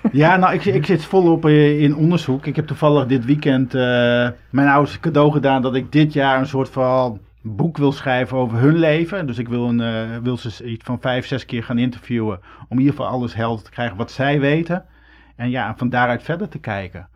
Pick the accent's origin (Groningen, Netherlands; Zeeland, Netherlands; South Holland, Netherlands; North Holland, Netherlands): Groningen, Netherlands; Ik ben geboren in Groningen